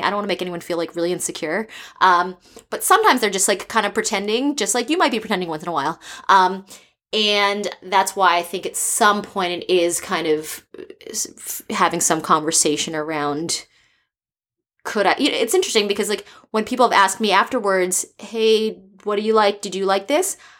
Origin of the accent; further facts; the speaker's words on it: East Coast, United States; now in San Francisco, United States; I'm from the East Coast, and I've lived in four different countries.